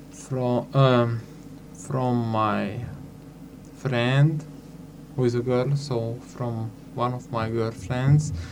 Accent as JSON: {"language": "English", "country": "Slovakia", "first_language": "Hungarian", "second_language": "English", "said": "my mother language is Hungarian, but I am from Slovakia, so I speak also in Slovakian too"}